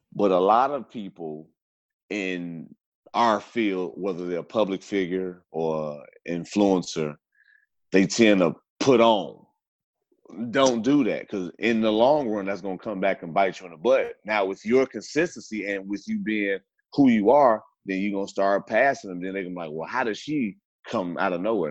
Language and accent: English; Gary, Indiana, United States; now in Houston, United States; I grew up in the Midwest, Gary, Indiana